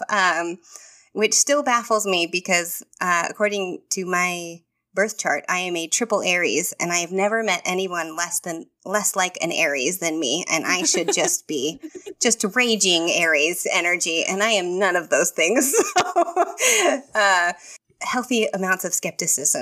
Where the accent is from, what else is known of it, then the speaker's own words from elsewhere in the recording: Texas, United States; moved away as an adult; now in Florida, United States; I am from Texas, and I've lived in Texas my whole life.